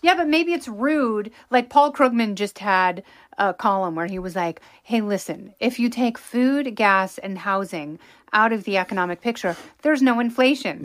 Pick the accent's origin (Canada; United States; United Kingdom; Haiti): United States; Pacific Northwest; growing up in the Pacific Northwest